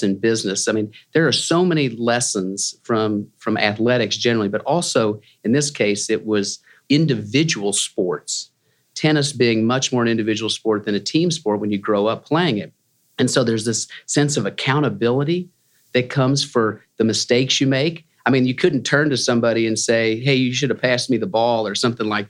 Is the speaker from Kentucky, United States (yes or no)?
yes; Louisville, Kentucky, United States; I grew up in Louisville, Kentucky